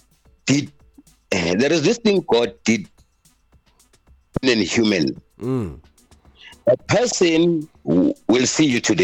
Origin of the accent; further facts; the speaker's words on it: Gauteng, South Africa; growing up in South Africa